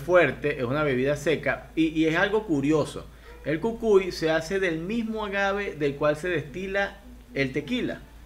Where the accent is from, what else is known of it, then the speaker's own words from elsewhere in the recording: Venezuela; moved away as an adult; now in Ecuador; yo soy venezolano, pero actualmente vivo en Ecuador